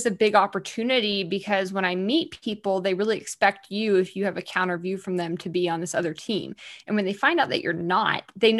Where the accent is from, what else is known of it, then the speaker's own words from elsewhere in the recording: Deep South, United States; I always compare it to like these football teams that I grew up around in the Deep South.